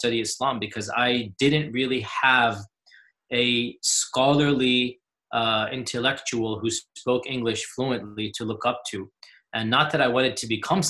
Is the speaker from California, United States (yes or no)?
no; Houston, Texas, United States; I was born in the 70s. There was only one main mosque in Houston at the time. My father was one of the founders of that mosque